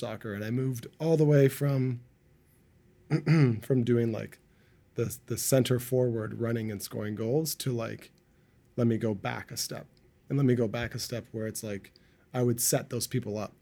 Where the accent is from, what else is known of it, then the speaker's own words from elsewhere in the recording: Markham, Ontario, Canada; now in Vancouver, Canada; I grew up in Markham